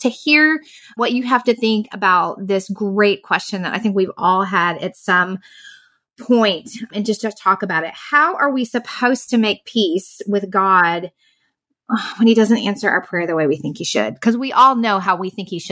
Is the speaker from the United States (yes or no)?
yes; Southern Indiana, United States; moved away as an adult; now in Central Florida, United States; I grew up in Southern Indiana. So I'm a Midwestern small town girl at heart